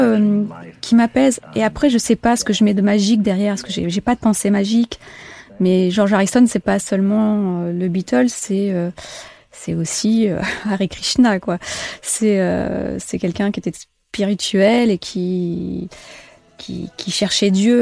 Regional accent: Djibouti; moved away; j'ai grandi euh, à la Corne de l'Afrique, à Djibouti

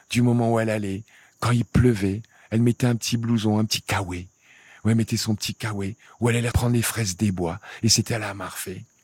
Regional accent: Senegal; tout ce qui est Afrique, je viens du Sénégal, mais c'est comme si j'étais sénégalais où ou rien quoi.

